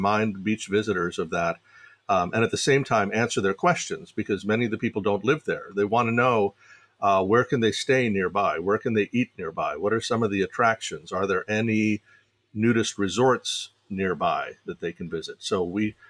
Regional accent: Fairfax County, Virginia, United States; I grew up in Fairfax County, Virginia

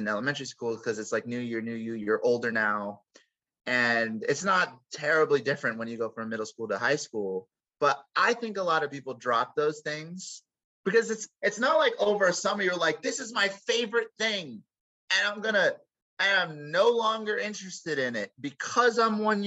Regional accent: Los Angeles, California, United States; I grew up in Los Angeles.

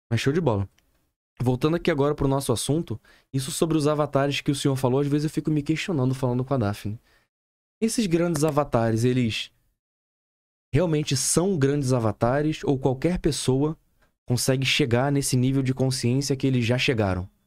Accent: São Paulo, Brazil; moved away as an adult; now in Manaus, Brazil; Não, eu sou de São Paulo.

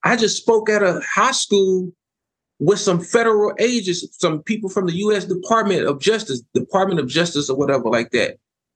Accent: Houston, Texas, United States; He knew I'm from South Park

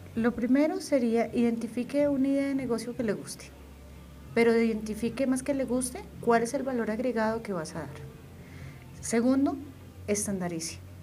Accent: Boyacá, Colombia; de donde yo soy, la zona de Boyacá

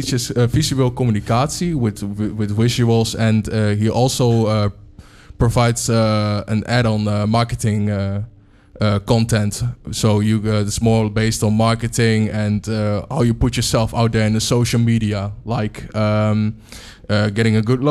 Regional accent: Almelo, Overijssel, Netherlands; I'm from Almelo

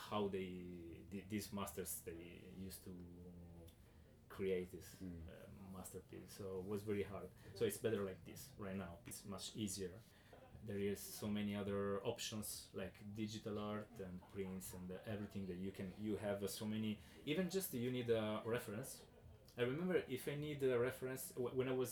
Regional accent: Southern Italy, Italy; English is a second language; I grew up in South Italy

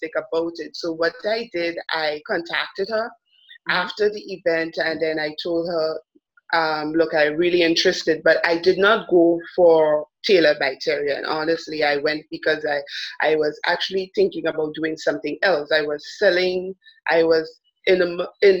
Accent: Grenada; also born or lived in Trinidad and Tobago; I am Grenadian, but I was born in Trinidad

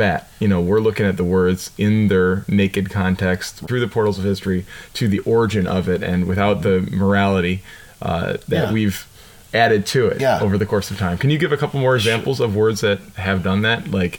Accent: United States; As an American

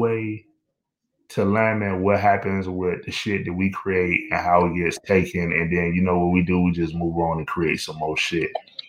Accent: Miami, Florida, United States; I grew up in Liberty City, dog.

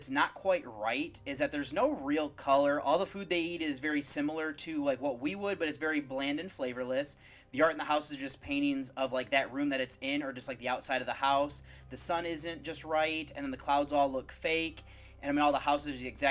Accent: United States; I'm from the United States

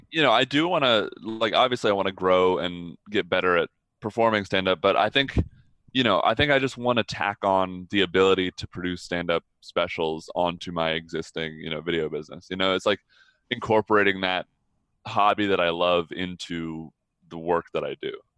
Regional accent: Atlanta, Georgia, United States; I grew up in the entertainment industry in Atlanta

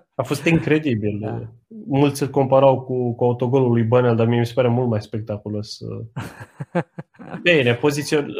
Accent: Romania; noi ca români

